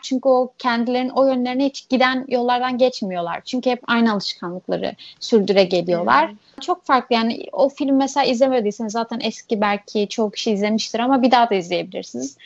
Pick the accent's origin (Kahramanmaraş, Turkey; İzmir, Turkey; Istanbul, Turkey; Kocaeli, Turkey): İzmir, Turkey; also born or lived in Urla / Alaçatı, Çeşme; İlk küçükken böyle şehir merkezinde yaşıyorduk işte İzmir'de. Ondan sonra bu düşünceler falan olunca artık İzmir'in sahil kasabalarına sıçramaya başladık